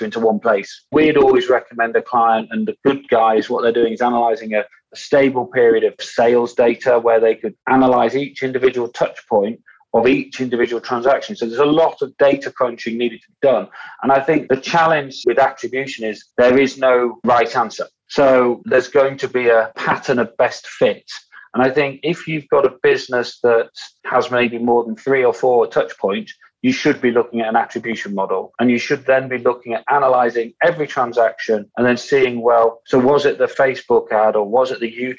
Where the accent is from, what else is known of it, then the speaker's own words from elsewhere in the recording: United Kingdom; also born or lived in Yorkshire; us Brits